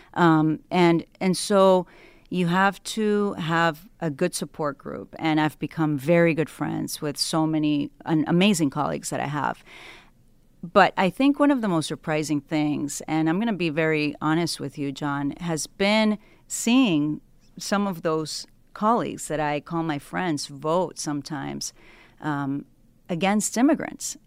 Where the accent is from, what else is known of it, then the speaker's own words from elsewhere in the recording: Ecuador; now in United States; I was born in Ecuador